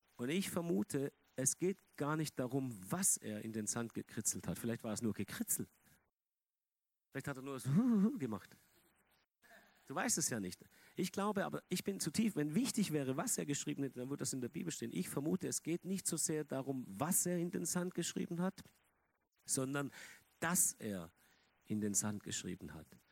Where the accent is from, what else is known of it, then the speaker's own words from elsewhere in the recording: Germany; Die evangelische Kirche bei uns in Deutschland